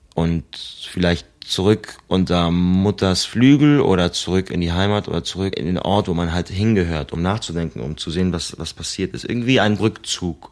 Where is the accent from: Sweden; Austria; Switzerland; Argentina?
Argentina; now in Germany; in Argentinien, wo ich herkomme.